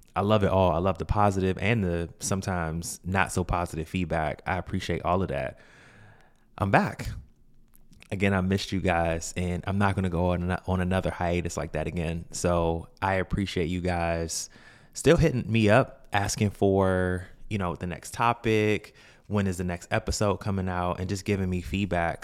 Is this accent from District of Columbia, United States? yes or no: yes; Washington, District of Columbia, United States; I'm from Washington, D C